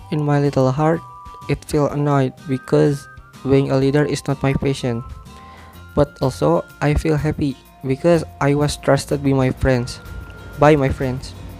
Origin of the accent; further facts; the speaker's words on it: Sumedang, West Java, Indonesia; English is a second language; I was born in Sumedang, 7 August 2002